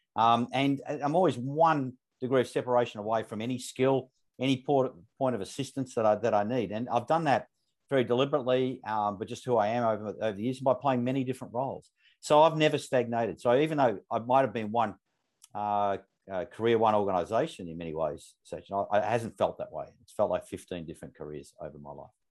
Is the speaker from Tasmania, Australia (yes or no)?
no; Melbourne, Victoria, Australia; I grew up, that's where I grew up in Northern Suburbs of Melbourne